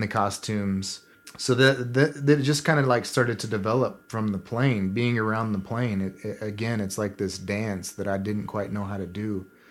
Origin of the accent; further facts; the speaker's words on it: southern Kansas, United States; I grew up in Kansas, at the really su-, southern part of it, right next to the Oklahoma border.